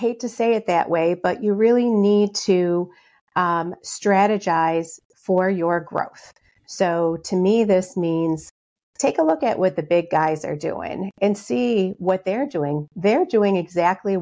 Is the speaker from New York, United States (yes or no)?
yes; Rochester, New York, United States; I'm from Rochester, New York. That's where I'm coming to you from now.